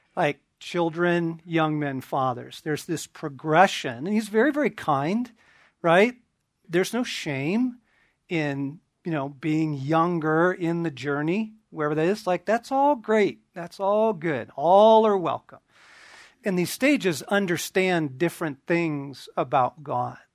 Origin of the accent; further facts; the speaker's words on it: Southern California, United States; also born or lived in eastern Oregon; I was shipped off from Southern California and the suburbs